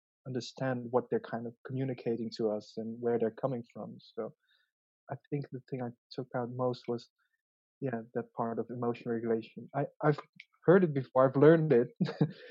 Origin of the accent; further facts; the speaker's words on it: Kuala Lumpur, Malaysia; also born or lived in Zeeland, Netherlands; So I migrated at the age of 6. So that's a really crucial stage in life. So I was born in the Netherlands in a small, you know, fisherman's town, really, called Zeeland. Yeah, it's the southern part of Holland. So, and then we moved to a big city, Kuala Lumpur.